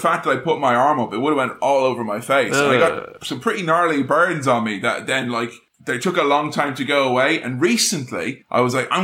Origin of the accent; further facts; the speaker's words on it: Ireland; moved away; There's a phrase we have in my homeland